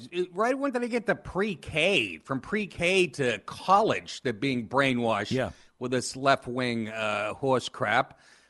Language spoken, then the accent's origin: English; Boston, Massachusetts, United States; also born or lived in Maine / Los Angeles / New York; I grew up in Boston. I went to school, University of Maine, and then I've spent the last 25 years in L.A. and New York